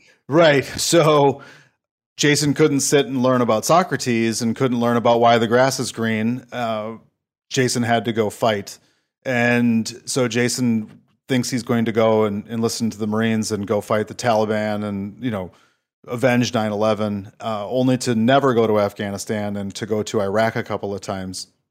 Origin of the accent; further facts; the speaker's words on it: Saint Paul, Minnesota, United States; also born or lived in Stillwater, Minnesota; born and raised in Saint Paul